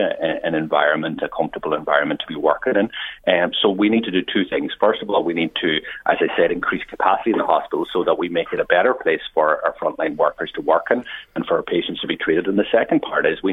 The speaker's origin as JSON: {"language": "English", "area": "West Donegal", "region": "Ulster", "country": "Ireland", "said": "I come from a border county. I come from West Donegal"}